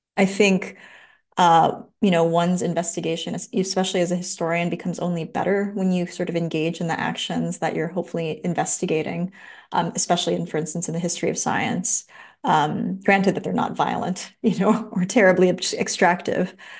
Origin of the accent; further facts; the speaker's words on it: Los Angeles, California, United States; now in Santa Cruz, United States; I grew up in Los Angeles, right by downtown L